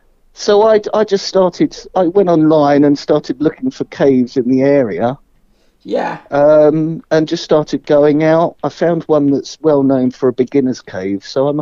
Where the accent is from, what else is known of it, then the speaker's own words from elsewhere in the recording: Kent, South East England, United Kingdom; moved away as an adult; now in Somerset, United Kingdom; I grew up in Kent on the coast